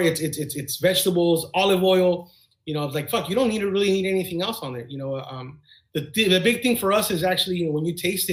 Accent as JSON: {"language": "English", "town": "Bell", "region": "California", "country": "United States", "tie": "born or raised there", "also_born_or_lived": "Walnut Park, California", "said": "born and raised in Bell. I lived in Bell my entire life."}